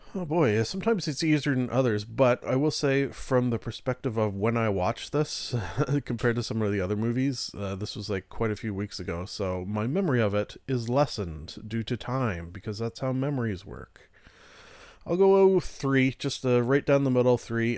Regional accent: Canada; I am Canadian

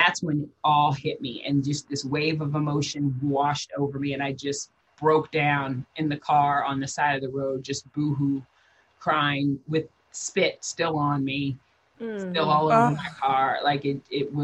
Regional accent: Midwest, United States; moved away; I come from the Midwest. I'm from the country.

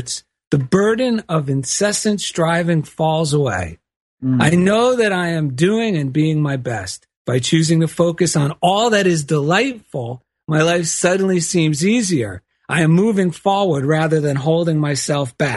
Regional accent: East Coast, United States; now in Culver City, United States; I grew up on the East Coast shopping at Lord and Taylor all my life

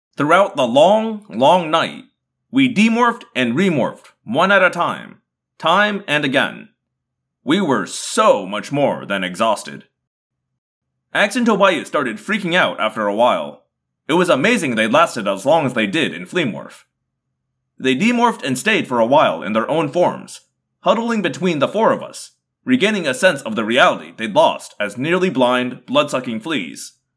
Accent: Indiana, United States; now in Southern California, United States; I am originally from Indiana

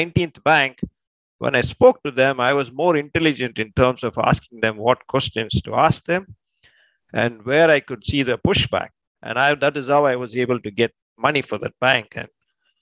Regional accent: India; moved away as an adult; also born or lived in California / Texas; now in United States; I was born and raised in India, and I came to California, Texas in 2000

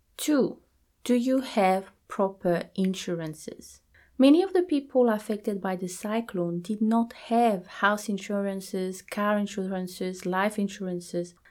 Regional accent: New Zealand; I am from New Zealand

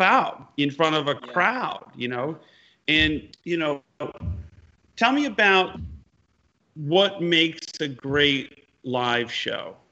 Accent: upstate New York, United States; upstate New York, where I'm from

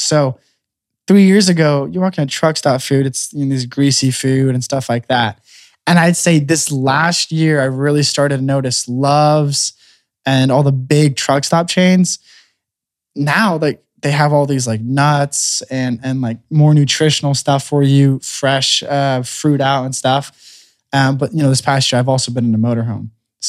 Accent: California, United States; So when I grew up racing micros in California and midgets

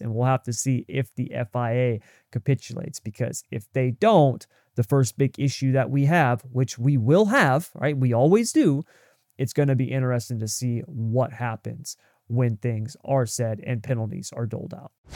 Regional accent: United States

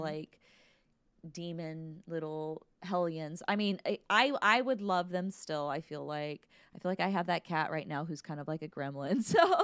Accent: United States; as American

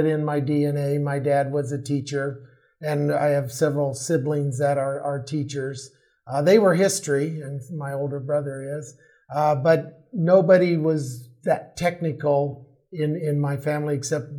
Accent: Bakersfield, California, United States; also born or lived in Africa; I grew up in California. I wasn't born here, but I grew up in the Central Valley of California, Bakersfield area, and I spent all my developing years

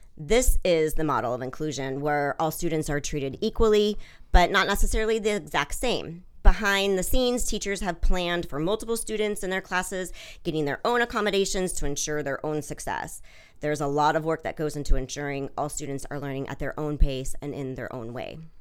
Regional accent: Washington, United States; moved away as an adult; also born or lived in Switzerland / London; now in Delaware, United States; I'm originally from Washington State

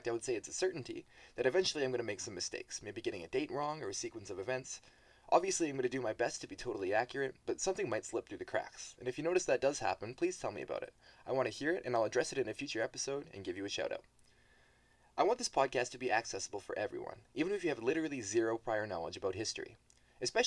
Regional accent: Canada; I'm a Canadian student studying sociology, political science, and history

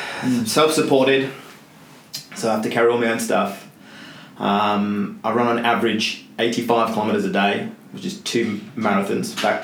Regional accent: England, United Kingdom; moved away as an adult; now in Australia; I'm English

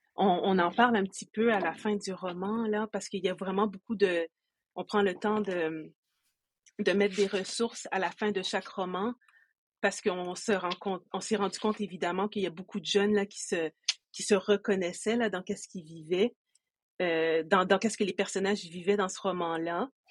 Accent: Quebec, Canada; je suis une personne qui est d'origine haïtienne, je suis née au Québec

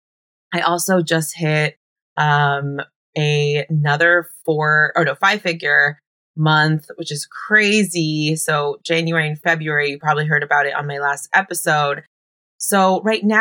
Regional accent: Bay Area, California, United States; moved away as an adult; also born or lived in Oakland, California; now in Los Angeles, United States; I was born and raised in the Bay Area.

